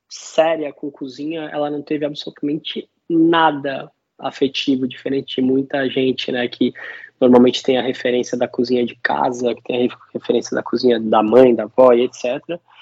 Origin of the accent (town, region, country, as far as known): Santos, São Paulo, Brazil; also born or lived in New Zealand